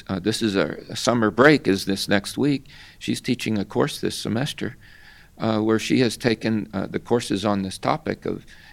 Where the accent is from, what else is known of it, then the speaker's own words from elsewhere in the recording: Opa-locka, Florida, United States; I was brought up here. I was brought up in Opa-locka.